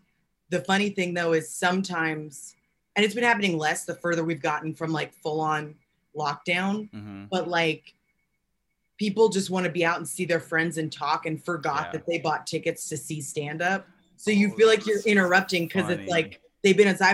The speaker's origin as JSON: {"language": "English", "town": "Los Angeles", "region": "California", "country": "United States", "tie": "born or raised there", "said": "I grew up in LA."}